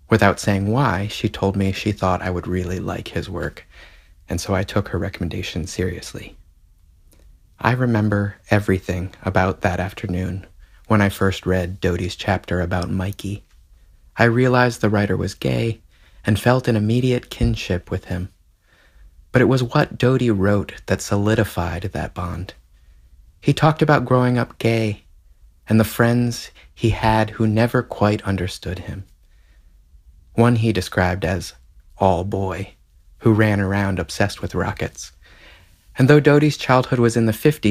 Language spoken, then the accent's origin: English; the South, United States; I felt I needed to be growing up in the South